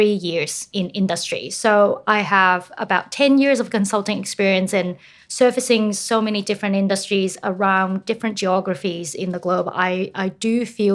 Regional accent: United States; moved away as an adult; now in Sydney, Australia; I grew up in the States

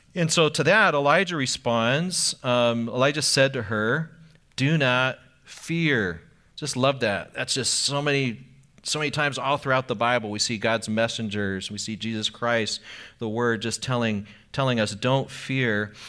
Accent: Anaheim, California, United States; I grew up in Anaheim

